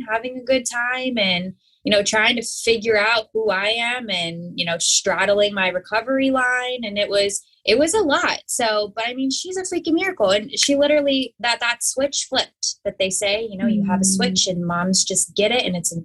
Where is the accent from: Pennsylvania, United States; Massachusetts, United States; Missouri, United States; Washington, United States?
Pennsylvania, United States; I grew up in Pennsylvania.